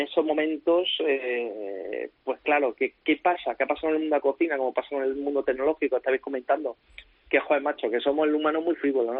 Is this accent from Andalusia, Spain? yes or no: yes; Córdoba, Andalusia, Spain; moved away as an adult; also born or lived in Valencia; en mi ciudad, con mi gente, en mi tierra